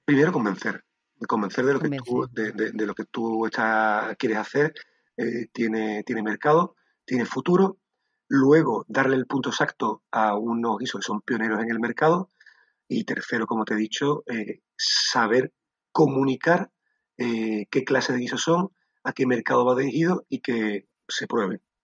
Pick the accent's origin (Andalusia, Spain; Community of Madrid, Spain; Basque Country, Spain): Andalusia, Spain; Sanlúcar de Barrameda; moved away as an adult; soy un sanluqueño amante de Sanlúcar de Barrameda, mi tierra. Eh, durante muchos años viví fuera y llegué, llegó un momento en mi vida que necesité volver